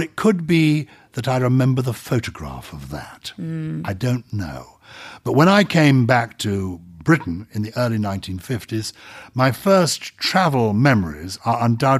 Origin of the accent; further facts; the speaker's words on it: Wuppertal, North Rhine-Westphalia, Germany; born there; But I was born in Germany. Mm-hmm. So people here, born in Wuppertal. Are you German? No. I was born in a British forces hospital after the Second World War.